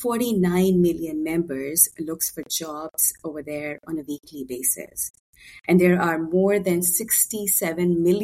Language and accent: English; Pakistan; born and raised in Pakistan